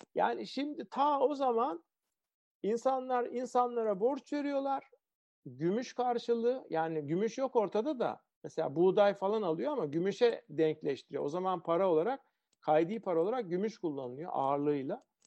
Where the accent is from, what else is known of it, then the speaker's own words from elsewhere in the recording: Ankara, Turkey; Ben Ankara'da büyüdüm. Ortaokulu filan liseyi Ankara'da okudum.